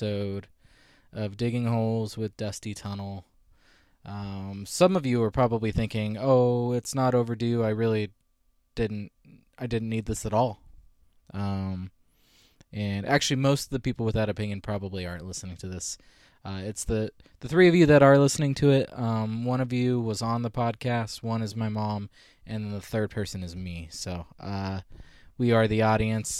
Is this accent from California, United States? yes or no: yes; Visalia, California, United States; Visalia, which is my hometown, and we went to the same high school